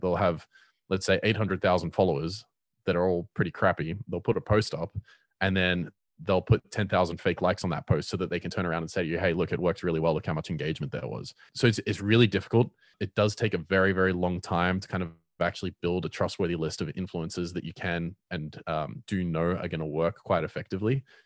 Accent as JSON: {"language": "English", "town": "Cape Town", "region": "Western Cape", "country": "South Africa", "said": "I'm from Cape Town and I run a lot of networking events here"}